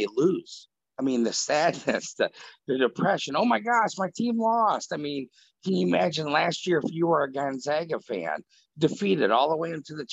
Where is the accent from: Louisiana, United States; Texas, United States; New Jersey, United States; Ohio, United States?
Ohio, United States; I grew up in Ohio